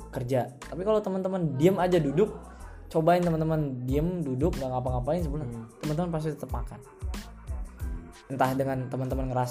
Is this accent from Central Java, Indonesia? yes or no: yes; Central Java, Indonesia; di desa aku aku di desa juga nggak